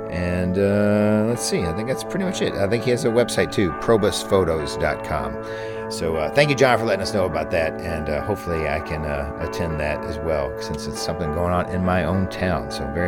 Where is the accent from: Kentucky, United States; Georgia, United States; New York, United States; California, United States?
Kentucky, United States; Louisville; That's my hometown, folks, Louisville, Kentucky.